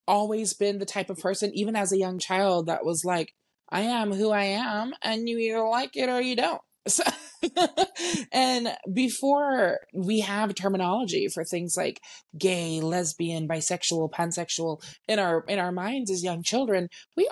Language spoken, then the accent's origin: English; San Antonio, Texas, United States; I am born and raised in San Antonio, Texas